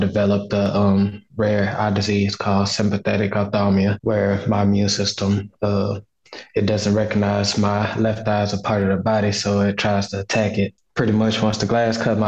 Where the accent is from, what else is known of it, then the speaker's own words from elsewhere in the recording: Houston, Texas, United States; now in Atlanta, United States; I'm originally from Houston, Texas, born and raised